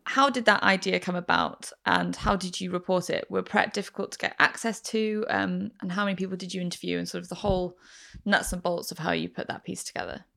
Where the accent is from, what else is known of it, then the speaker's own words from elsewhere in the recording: Manchester, North West England, United Kingdom; moved away; I'm from Manchester originally